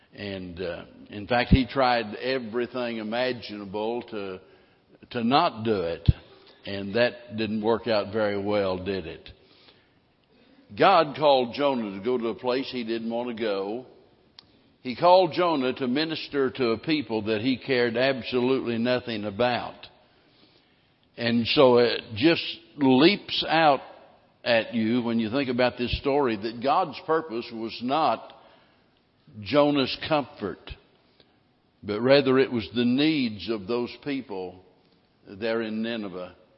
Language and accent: English; Missouri, United States; now in Texas, United States; growing up in Missouri